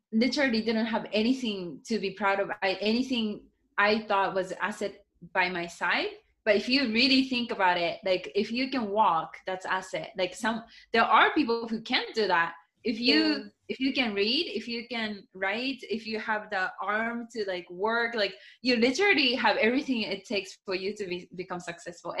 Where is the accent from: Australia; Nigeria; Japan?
Japan; first language Japanese; English is a second language; also born or lived in Seattle, United States; now in Miami, United States; my English is not even my first language. Like, my first language is Japanese